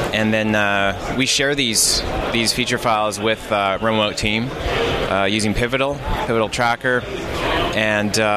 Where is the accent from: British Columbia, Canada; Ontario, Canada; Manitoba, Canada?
British Columbia, Canada; Vancouver; I'm from Vancouver, British Columbia.